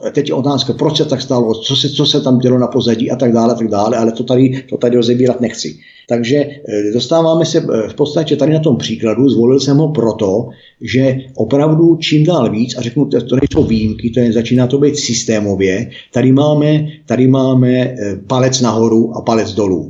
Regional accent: Mělník, Central Bohemian Region, Czechia; já jsem sice z Mělníka

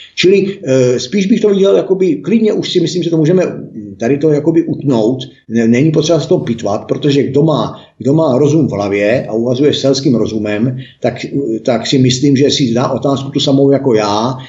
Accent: Mělník, Central Bohemian Region, Czechia; já jsem sice z Mělníka

